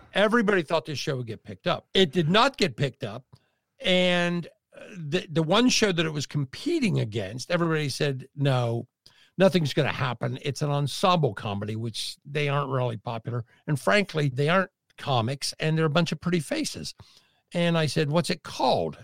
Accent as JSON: {"language": "English", "region": "Midwest", "country": "United States", "tie": "born or raised there", "said": "I was born and raised in the Midwest"}